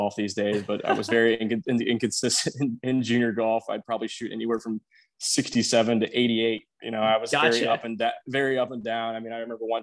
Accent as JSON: {"language": "English", "town": "Aledo", "region": "Texas", "country": "United States", "tie": "born or raised there", "said": "So I grew up in a very small town west of Fort Worth, Texas, called Aledo, Texas"}